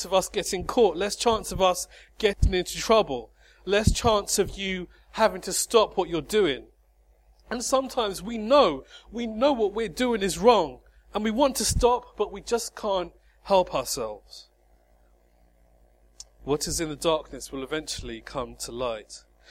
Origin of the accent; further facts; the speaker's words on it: High Wycombe, South East England, United Kingdom; High Wycombe, my hometown